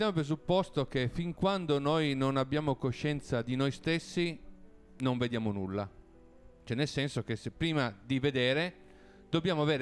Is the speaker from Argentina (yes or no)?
no; Piedmont, Italy; Quindi parte dal Piemonte, uno perché io sono piemontese, abito a Torino, è il posto che conosco meglio